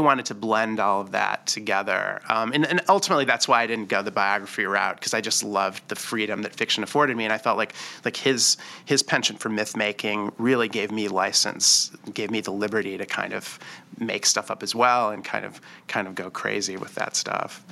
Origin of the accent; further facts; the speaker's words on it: Detroit, Michigan, United States; I'm from Detroit